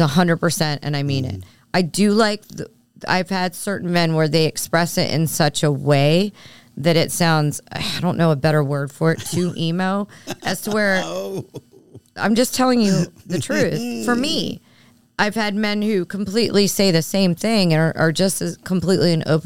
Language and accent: English; Philadelphia, Pennsylvania, United States; I grew up in Philly and moved away for a bit and came back, but I grew up with it